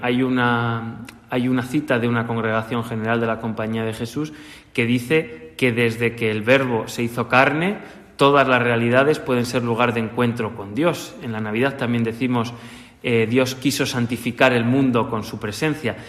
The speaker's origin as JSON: {"language": "Spanish", "town": "Segovia", "region": "Castile and León", "country": "Spain", "tie": "born or raised there", "moved": "yes", "said": "Yo he vivido la religiosidad popular desde bien pequeño en mi, en mi ciudad natal, en Segovia"}